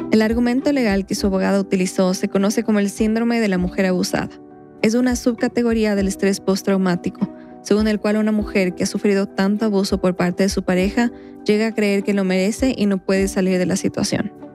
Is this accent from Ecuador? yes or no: yes; Quito, Pichincha, Ecuador; un recuerdo de mi infancia, en Quito